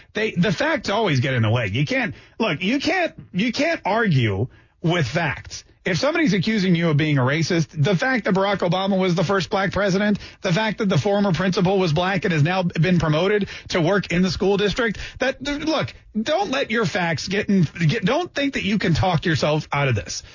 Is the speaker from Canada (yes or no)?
yes; Canada; now in Jacksonville, United States; I grew up in Canada